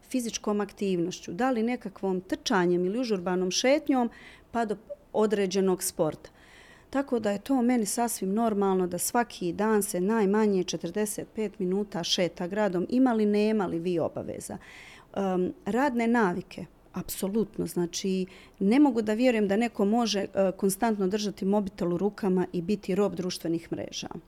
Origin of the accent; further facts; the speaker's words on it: Mostar, Federation of Bosnia and Herzegovina, Bosnia & Herzegovina; Mi smo ostali bili u Mostaru